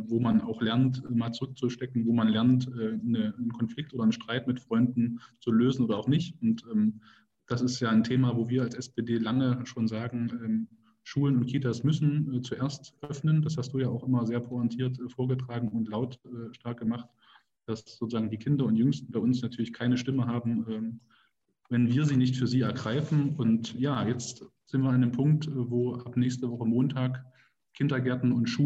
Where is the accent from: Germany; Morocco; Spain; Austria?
Germany; Jena, Thuringia; ich bin auch in Jena geboren. Dass das ja nochmal rauskommt, dass wir beide aus Jena kommen.